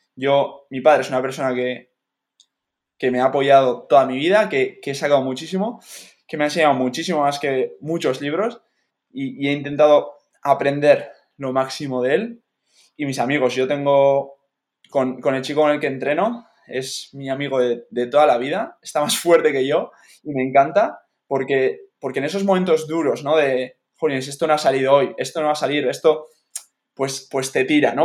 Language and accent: Spanish; Spain; me tenía que volver para España